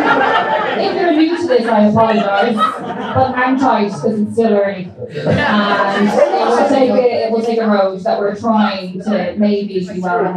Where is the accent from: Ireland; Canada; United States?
Ireland; Because I'm Irish, I'm very proud to be Irish.